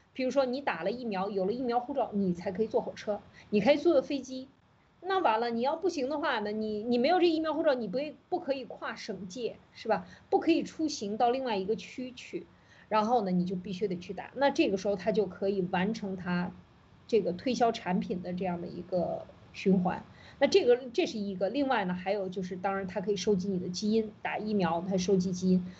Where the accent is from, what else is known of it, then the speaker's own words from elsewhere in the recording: China; 我们中国人在一次一次的洗脑过程当中，其实已经完全没有这个意识了